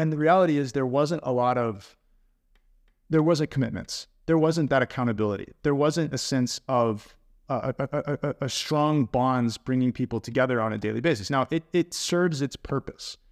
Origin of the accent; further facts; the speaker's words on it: United States; moved away as an adult; also born or lived in Texas; now in Sweden; I am an American living in Sweden now for five years